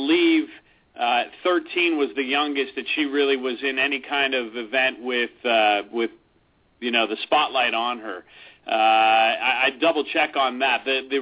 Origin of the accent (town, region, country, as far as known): Redwood City, California, United States; born or raised there